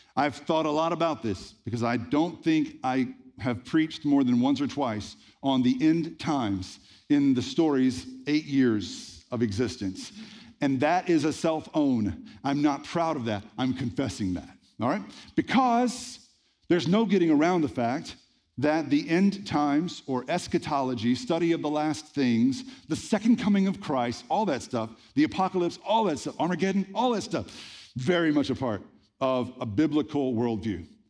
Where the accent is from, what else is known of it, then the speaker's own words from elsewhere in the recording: the Bible Belt, United States; I grew up in the Bible Belt in the eighties and nineties